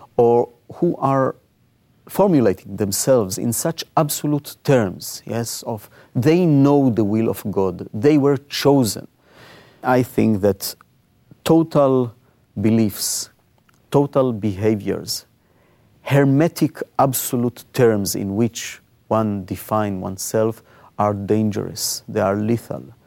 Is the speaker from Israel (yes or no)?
yes; Israel; I was born in Israel.